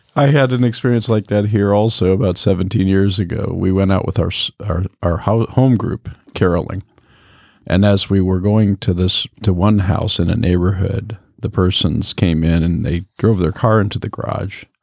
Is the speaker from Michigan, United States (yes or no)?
yes; Michigan, United States; I grew up in Michigan